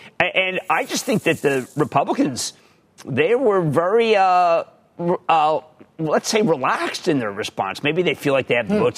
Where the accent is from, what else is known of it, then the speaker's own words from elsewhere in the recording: Fort Washington, Pennsylvania, United States; I was growing up in Fort Washington, PA